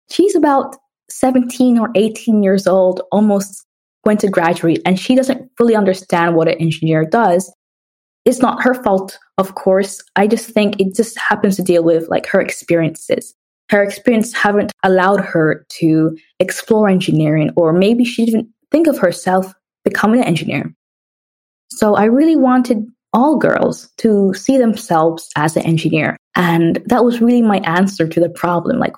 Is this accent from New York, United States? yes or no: yes; New York City, New York, United States; also born or lived in Jamaica / London, United Kingdom; So, I was born in Jamaica and I moved around a lot. I moved to London when I was two years old, and I spent six years there prior to moving to United States and grew up in New York City, which was a very fun experience.